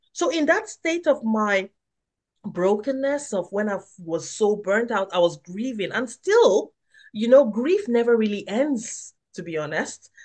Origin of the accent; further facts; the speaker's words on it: Nigeria; moved away; I grew up in Nigeria